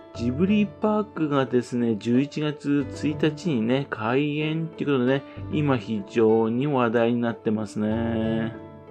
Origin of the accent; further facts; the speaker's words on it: Fukushima, Japan; 福島県人としてはね